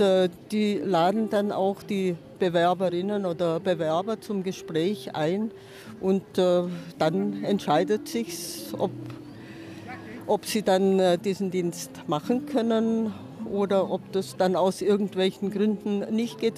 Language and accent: German; Leinfelden-Echterdingen, Baden-Württemberg, Germany; sonst bin ich in der Nähe von Stuttgart, Leinfelden, Echterdingen